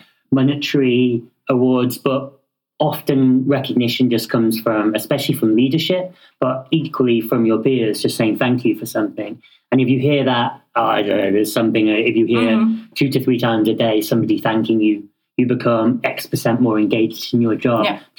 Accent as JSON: {"language": "English", "country": "United Kingdom", "said": "Yeah, well, obviously I'm British, so I can't do anything without saying please and thank you."}